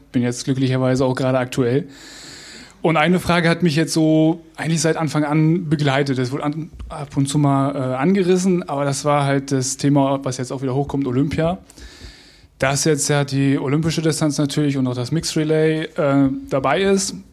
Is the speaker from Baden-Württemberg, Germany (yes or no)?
no; Hamburg, Germany; Ich komme jetzt hier aus Hamburg